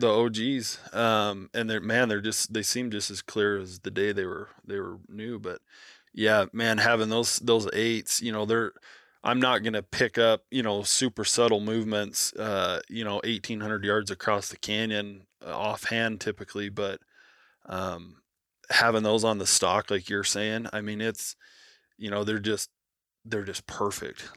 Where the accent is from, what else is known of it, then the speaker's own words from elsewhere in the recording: Nevada, United States; that's how Nevada is. You know, growing up, you you just knew you were going to get a tag every three to five years